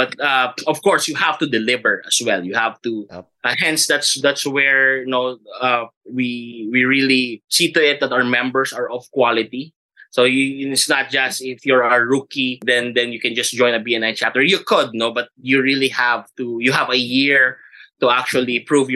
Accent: Cebu, Central Visayas, Philippines; also born or lived in Manila; I lived 12 years in Manila and then I grew up in Cebu

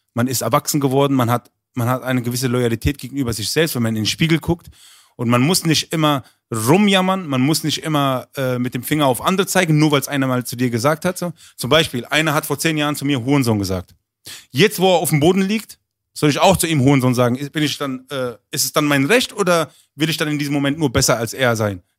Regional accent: Berlin, Germany; also born or lived in Düsseldorf; ich bin aus Berlin

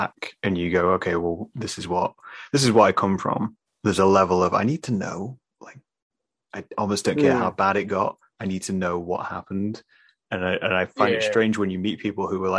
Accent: United Kingdom; we're British

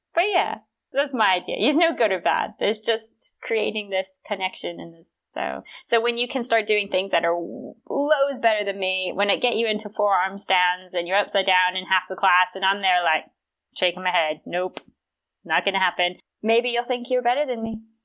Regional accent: South Carolina, United States; I'm from South Carolina

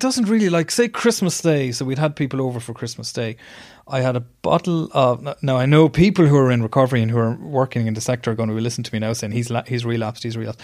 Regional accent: Ireland; I was doing work overseas as an Irish journalist

